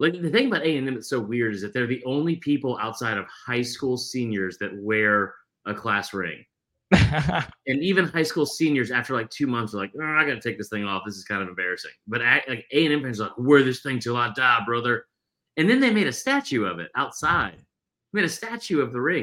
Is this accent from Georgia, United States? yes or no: yes; Georgia, United States; moved away as an adult; now in Columbia, United States; I grew up in Georgia and I lived there for most of my life